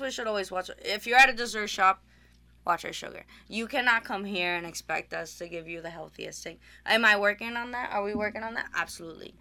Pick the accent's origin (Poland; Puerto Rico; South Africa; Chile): Puerto Rico; Aguadilla; moved away; we are originally from Puerto Rico, uh, Aguadilla, Puerto Rico